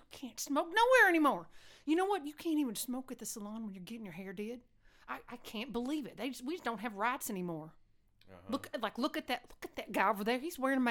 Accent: Texas, United States; Oh, I'm from West Texas, sweetheart.

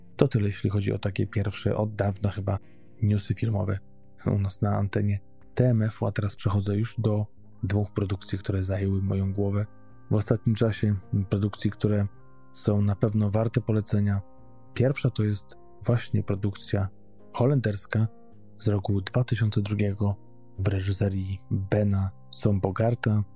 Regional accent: Poland; moved away; jestem z Polski

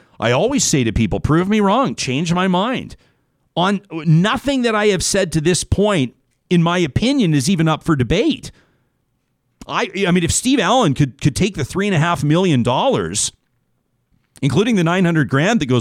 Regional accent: Alberta, Canada; I'm a proud Alberta

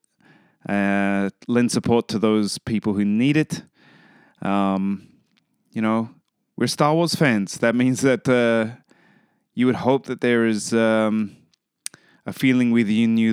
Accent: Australia; I'm from Australia

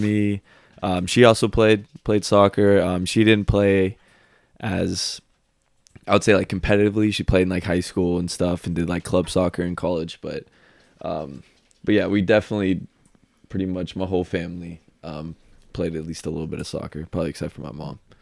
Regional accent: Marietta, Georgia, United States; moved away as an adult; now in Chattanooga, United States; I am from Marietta, Georgia. It's about, I would say fifteen minutes outside city of Atlanta. Been there pretty much my whole life. Went to high school there

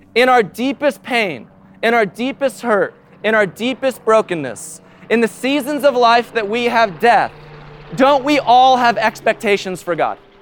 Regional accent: United States; as an American in two thousand nineteen

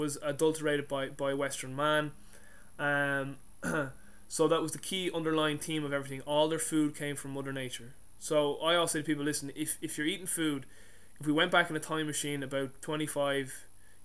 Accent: Ireland; I'm Irish

